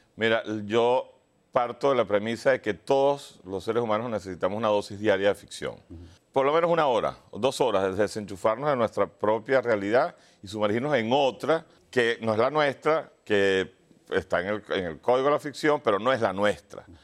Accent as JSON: {"language": "Spanish", "country": "Venezuela", "said": "yo soy venezolano"}